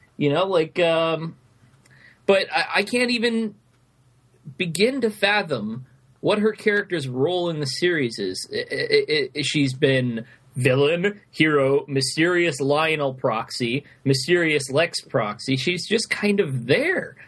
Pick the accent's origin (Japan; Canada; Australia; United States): United States; as an American.